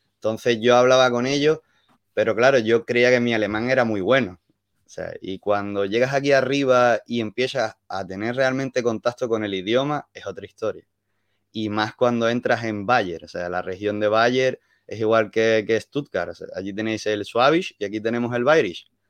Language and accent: Spanish; Málaga, Andalusia, Spain; accent: mix of Andalusian and Canarian; moved away as an adult; also born or lived in Las Palmas, Spain; now in Germany; Yo soy andaluz, yo vengo de Málaga de Málaga. Lo que pasa es que me fui a vivir a Las Palmas tres años, entonces tengo una mezcla